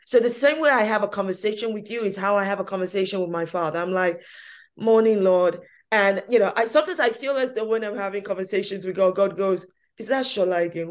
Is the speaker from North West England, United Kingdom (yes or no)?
no; London, United Kingdom; I was born in this country, East London, Hackney, no less, yes, brilliant, Hackney.